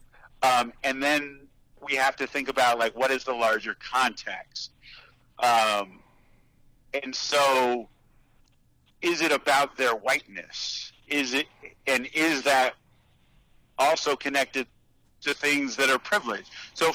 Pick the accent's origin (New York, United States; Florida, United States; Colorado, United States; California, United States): California, United States; Los Angeles; also born or lived in Berkeley; my experiences growing up in Los Angeles or going to Berkeley